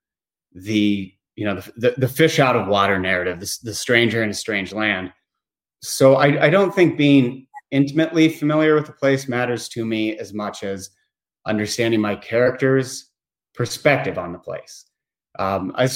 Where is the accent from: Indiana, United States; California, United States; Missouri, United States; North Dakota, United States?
Indiana, United States; Bloomington; also born or lived in Maine; I'm originally from Bloomington, Indiana